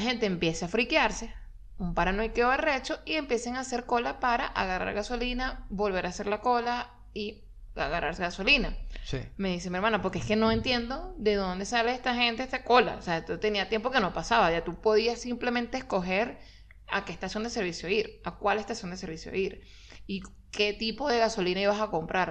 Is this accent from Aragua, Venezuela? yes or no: yes; Maracay, Aragua, Venezuela; moved away; nosotros no somos de Caracas, fuimos a Maracay